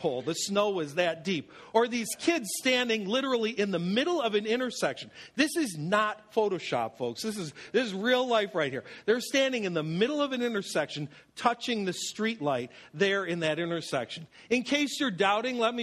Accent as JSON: {"language": "English", "town": "Buffalo", "region": "New York", "country": "United States", "tie": "born or raised there", "moved": "yes", "said": "my rugged buffalo childhood"}